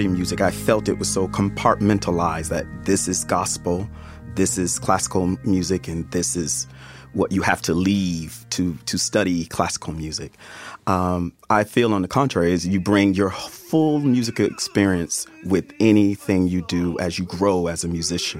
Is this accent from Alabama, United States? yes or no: yes; Alabama, United States; in the Pentecostal church, how I grew up in Alabama as a Southern Black man.